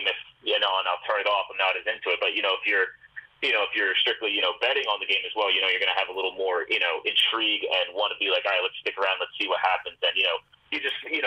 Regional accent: Northeast, United States; I'm from the Northeast area

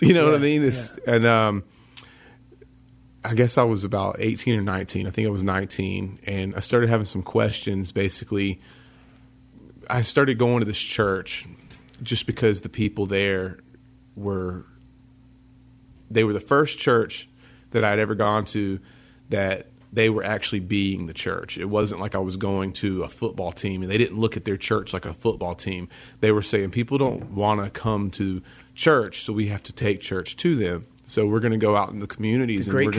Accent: Greenville, South Carolina, United States; Greenville, South Carolina. And there was some point I had a few friends that were Christians, and I grew up in the South where everybody thinks they're Christian just because it's the Bible Belt.

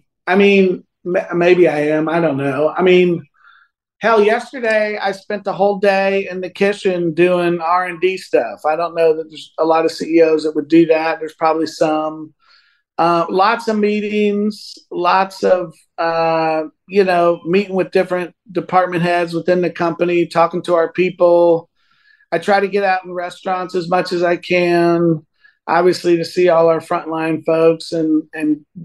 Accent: Northern Virginia, United States; he's a guy that I grew up with in Northern Virginia

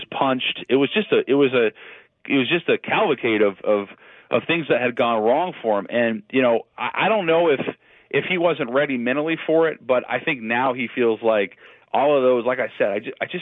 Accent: Seattle, Washington, United States; I'm from Seattle

